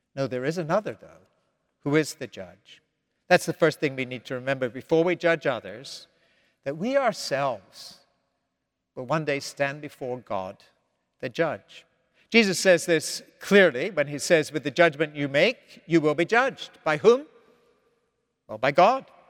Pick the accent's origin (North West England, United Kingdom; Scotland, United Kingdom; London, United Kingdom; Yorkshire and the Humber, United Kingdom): Scotland, United Kingdom; moved away as an adult; now in United States; I was raised in the Scotland of the fifties, sixties, and seventies